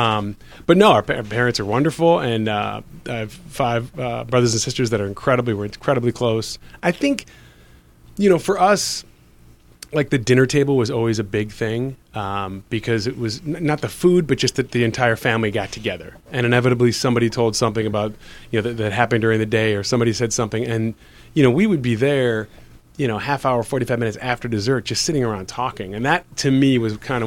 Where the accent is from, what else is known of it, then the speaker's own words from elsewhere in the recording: Wilmette, Illinois, United States; also born or lived in Evanston, Illinois; now in Los Angeles, United States; I grew up I was born in Evanston, then moved to Wilmette, and I ended up growing up down the street from Joel Murray.